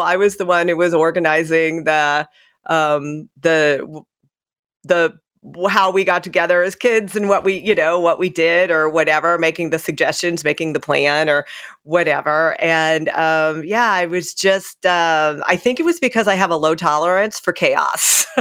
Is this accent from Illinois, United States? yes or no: yes; Centralia, Illinois, United States; where I grew up in Centralia, Illinois